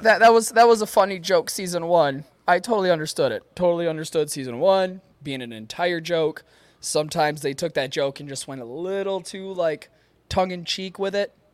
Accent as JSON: {"language": "English", "area": "Upper Peninsula", "region": "Michigan", "country": "United States", "accent": "Yooper", "said": "I try a Boston accent, and it turns into my Youper accent"}